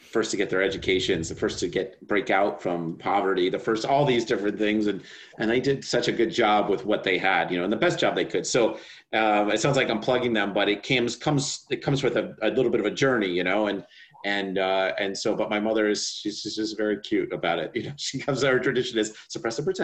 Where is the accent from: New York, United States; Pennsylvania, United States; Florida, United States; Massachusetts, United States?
New York, United States; I'm a New Yorker